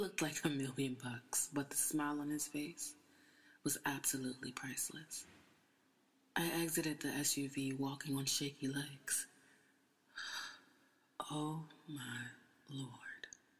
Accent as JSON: {"language": "English", "town": "Toronto", "region": "Ontario", "country": "Canada", "tie": "born or raised there", "lives_now": "Brooklyn, United States", "said": "Well, I was born and raised in Toronto, but moved to the States for college. I've been in Brooklyn for about 2 years, and the art world has been kind to me."}